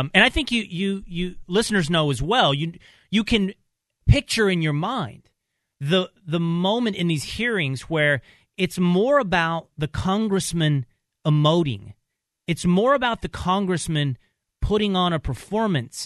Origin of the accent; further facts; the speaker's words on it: Texas, United States; growing up in Texas.